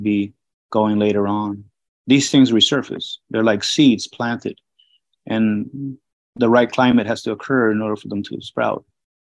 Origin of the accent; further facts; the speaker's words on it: Peru; moved away; also born or lived in Miami; Growing up in Peru in the 70s